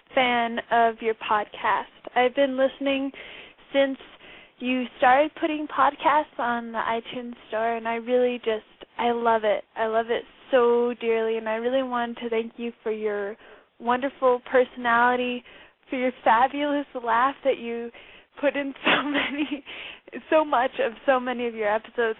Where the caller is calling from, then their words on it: New Mexico, United States; I'm calling from New Mexico